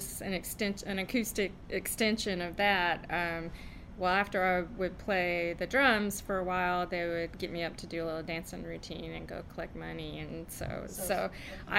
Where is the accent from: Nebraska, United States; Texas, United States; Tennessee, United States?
Tennessee, United States; Nashville; moved away as an adult; also born or lived in Hendersonville, Tennessee; now in California, United States; I grew up in Tennessee mainly